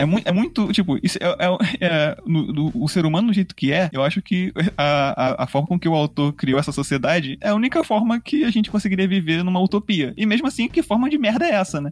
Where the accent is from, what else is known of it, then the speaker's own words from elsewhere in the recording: Brazil; Então a gente é brasileiro.